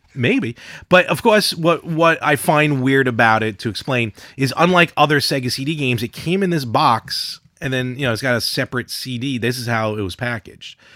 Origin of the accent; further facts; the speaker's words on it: Brooklyn, New York, United States; now in Long Island, United States; we grew up in Brooklyn